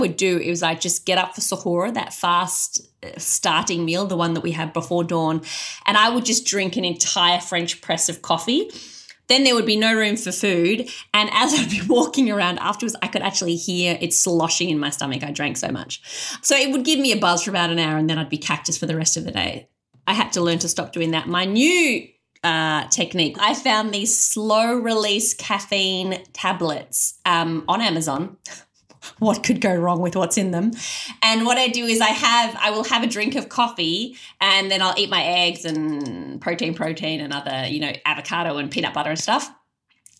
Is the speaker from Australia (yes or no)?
yes; Australia; I was an Australian convert with none of those cultural trappings.